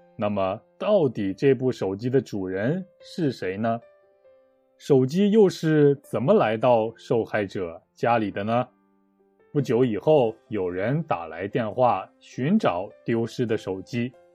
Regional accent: Shanxi, China; 我的老家，山西省

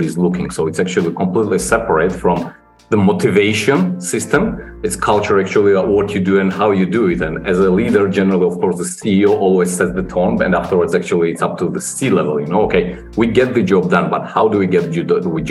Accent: Georgia; also born or lived in London, United Kingdom; I'm from Georgia originally, started my career here and spent first 8 years in Georgia

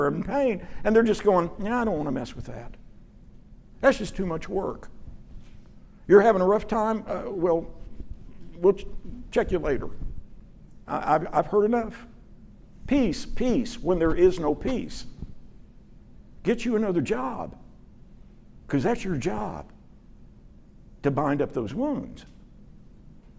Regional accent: Dallas, Texas, United States; I grew up in Dallas pretty much. Moved here in 68 when I was 11

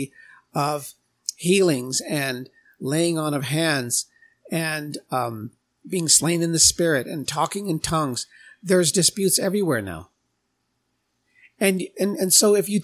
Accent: United States; I'm Native American

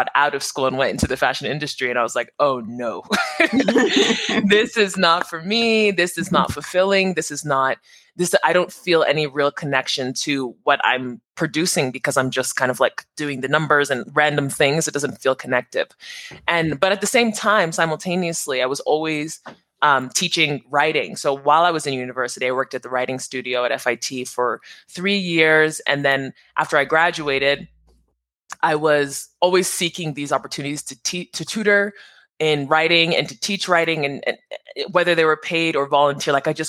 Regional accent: New Jersey, United States; born there; So I'm Nigerian American, first generation Nigerian. I was born in New Jersey.

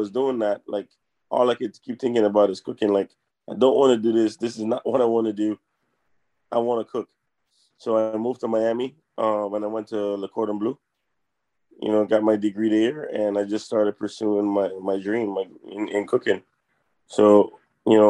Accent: U.S. Virgin Islands; I grew up in the Virgin Islands. That's where I'm from, St. Croix.

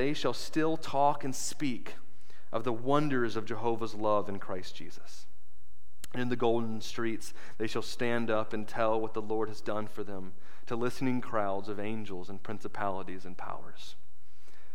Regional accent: United States; I was an American

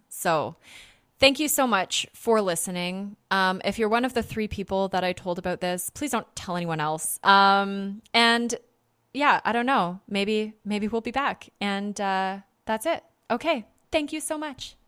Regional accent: Canada; I'm from North America. I'm from Canada.

